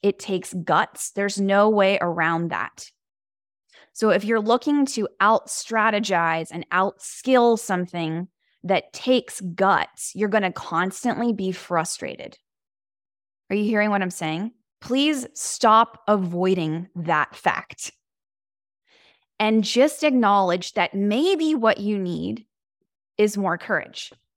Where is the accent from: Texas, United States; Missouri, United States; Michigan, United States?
Texas, United States; Houston; now in Los Angeles, United States; I am from Houston, Texas